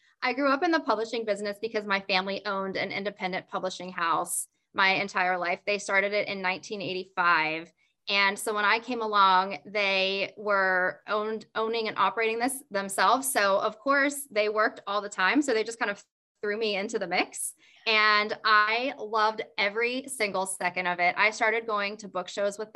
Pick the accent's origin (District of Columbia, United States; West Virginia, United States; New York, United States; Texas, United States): West Virginia, United States; I grew up in West Virginia